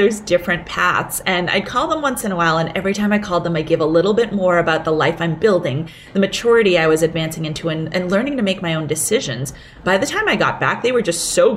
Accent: Boston, Massachusetts, United States; English is a second language; also born or lived in Hong Kong; I was 6 years old when we came from Hong Kong to Boston.

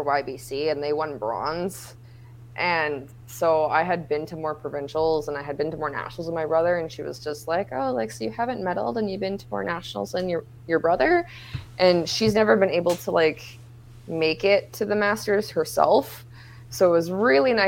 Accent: Thunder Bay, Ontario, Canada; It was my rookie year in my hometown.

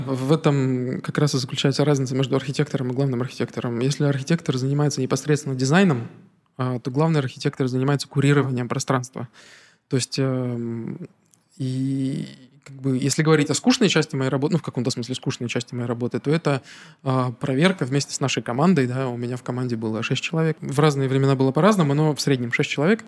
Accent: Narva, Ida-Viru County, Estonia; also born or lived in Petropavlovsk-Kamchatsky, Russia; мы переехали в Нарву, когда мне был буквально годик, то uh-huh. для меня как бы uh-huh. мой родной город все-таки Нарва.

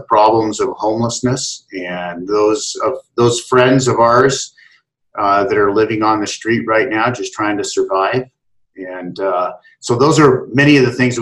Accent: Salem, Oregon, United States; moved away as an adult; now in Seattle, United States; I began my aging process back in Salem, Oregon, and then came up to Seattle, met my wife in college

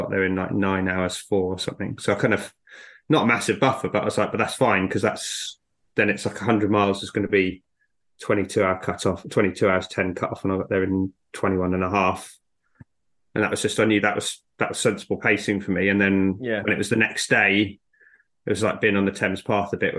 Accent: South Africa; moved away; I was born in South Africa and grew up near there

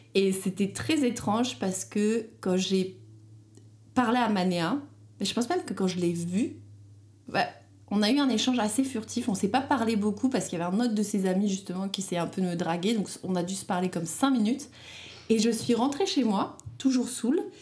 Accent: France; moved away as an adult; now in Montreal, Canada; je suis française

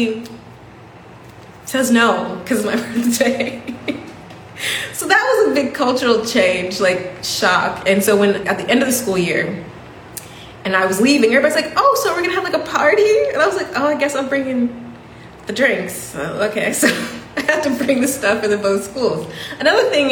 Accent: United States; moved away; a black woman from America speaking, you know, quite good English

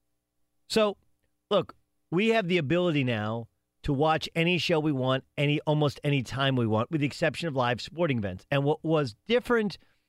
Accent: Southern California, United States; When I was a kid, I grew up in Southern California

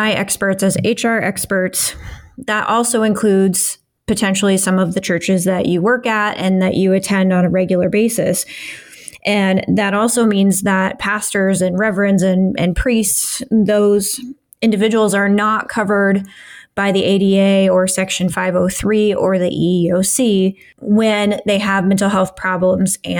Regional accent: Midwest, United States; born or raised there

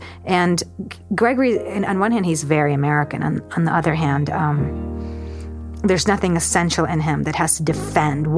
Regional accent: Georgia; now in United States; I grew up in Georgia. It wasn't even Russia.

